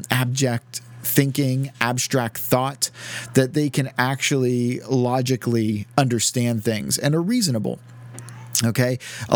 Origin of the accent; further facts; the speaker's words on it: Southern United States, United States; and I'm from the South, and I'm a godless atheist, redneck, liberal, and stuff.